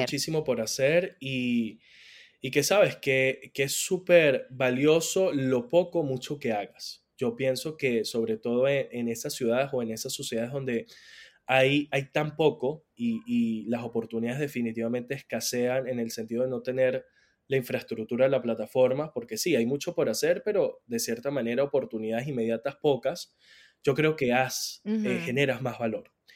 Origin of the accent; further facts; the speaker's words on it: San Cristóbal, Táchira, Venezuela; yo soy de San Cristóbal